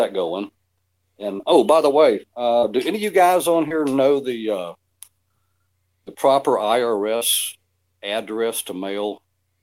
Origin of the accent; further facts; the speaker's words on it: Atlanta, Georgia, United States; moved away as an adult; now in Ecuador; I'm from Atlanta